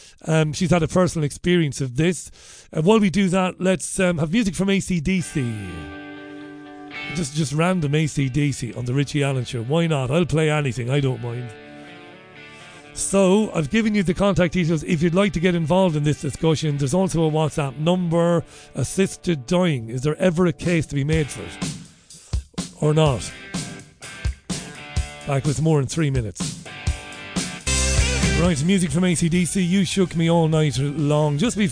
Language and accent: English; Waterford, Munster, Ireland; growing up in Waterford as a young lad